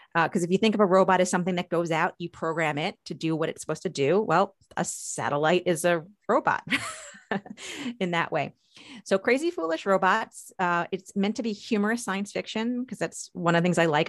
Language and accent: English; Long Island, New York, United States; now in Maryland, United States; I grew up in New York, uh, specifically on Long Island